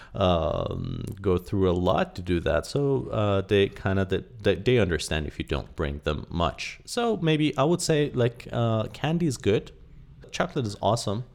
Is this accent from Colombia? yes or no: no; Iran; I'm fully Iranian, and although I grew up here in Iran